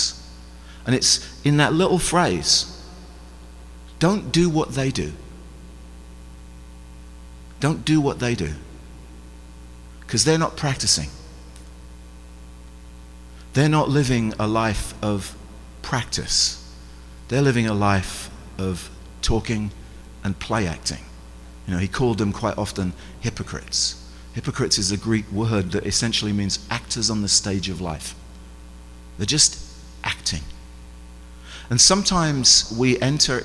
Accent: England, United Kingdom; I'm English.

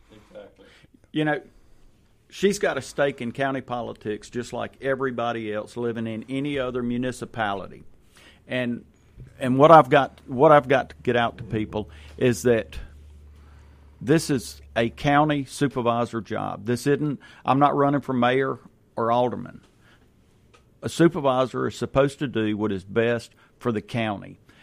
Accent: Ridgeland, Mississippi, United States; now in Madison, United States; I grew up in Ridgeland

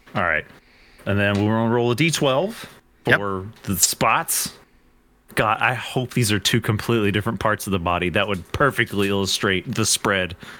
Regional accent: Kentucky, United States; I'm from Kentucky.

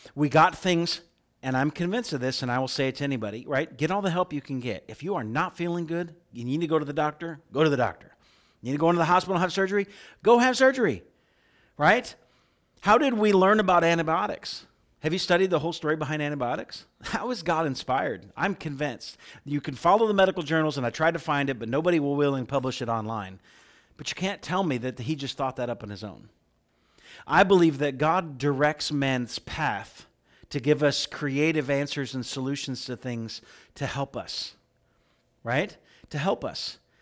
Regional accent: middle of Illinois, United States; moved away as an adult; also born or lived in Oklahoma / California; I grew up in Corn Country, middle of Illinois

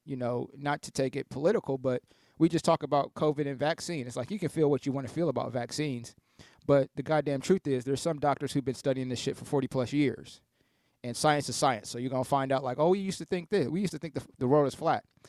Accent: Columbus, Ohio, United States; also born or lived in Canton, Ohio; I grew up in Southeast Columbus

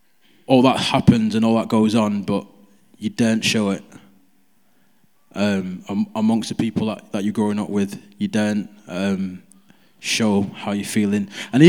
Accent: Nigeria; Because I'm Nigerian, so we watch Nigerian movies a lot.

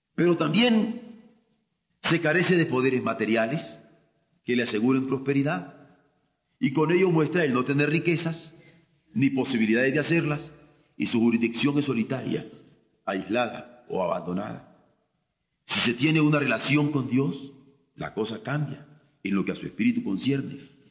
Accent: Mexico; como mexicanos en el grupo Contadora

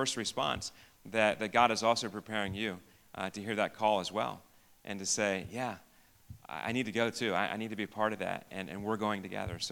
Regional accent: Biglerville, Pennsylvania, United States; I grew up in Biglerville and very much a local person here.

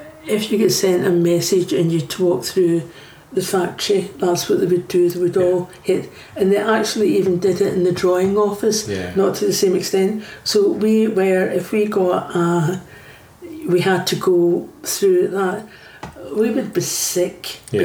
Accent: Old Kilpatrick, Scotland, United Kingdom; I come from Oakapatrick, so you always had the stories of the men, you know, jumping the wall in the shipyards

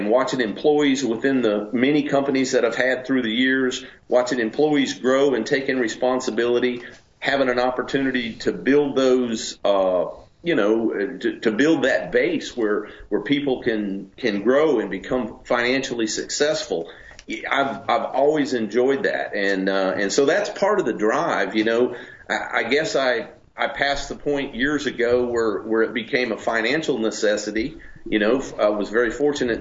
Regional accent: Charlotte, North Carolina, United States; moved away as an adult; also born or lived in Tennessee; now in Alabama, United States; I grew up in Charlotte, North Carolina, and around you know, cars and racing and hot rods and all that.

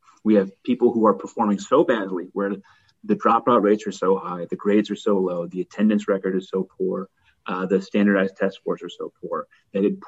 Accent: Connecticut, United States; now in New York City, United States; I grew up in Connecticut

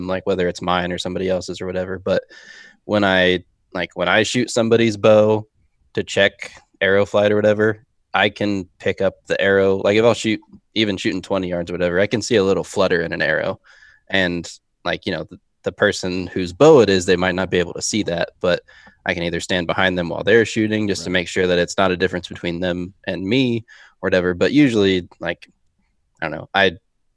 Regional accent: Ohio, United States; moved away; I'm from Ohio originally

